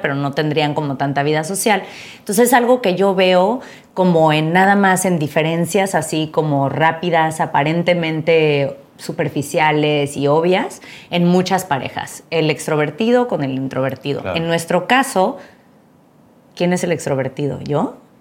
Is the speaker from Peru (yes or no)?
no; Mexico; los dos somos mexicanos